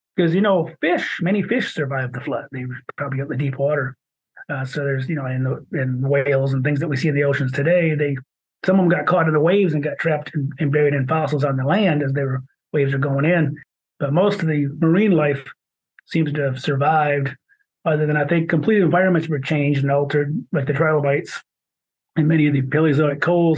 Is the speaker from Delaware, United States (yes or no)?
no; Michigan, United States; accent: Michigan; my Michigan accent.